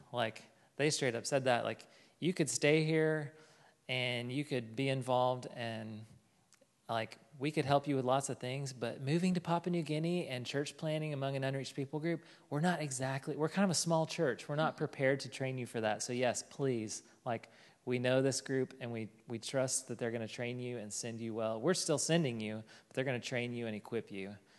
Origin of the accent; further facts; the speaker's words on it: Fort Smith, Arkansas, United States; moved away; I am from Fort Smith, Arkansas, and I went to college here at the U